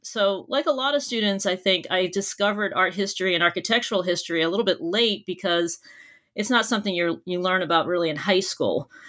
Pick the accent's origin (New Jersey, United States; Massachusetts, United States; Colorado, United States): Massachusetts, United States; near Boston; I grew up near Boston, Massachusetts, and I did all of my schooling there as well